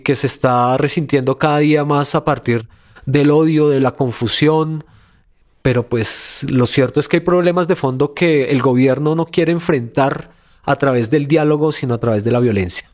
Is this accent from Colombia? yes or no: yes; Colombia